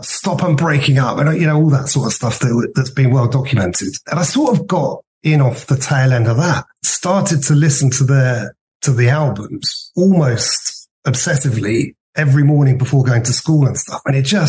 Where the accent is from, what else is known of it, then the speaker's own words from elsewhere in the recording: Worthing, South East England, United Kingdom; So I was born in 1970. When I went to school, I grew up in Worthing. I went to school there